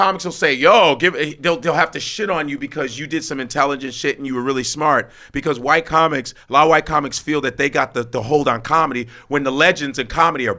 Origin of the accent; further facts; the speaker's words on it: Chicago, Illinois, United States; I grew up in Chicago, most segregated city in the country.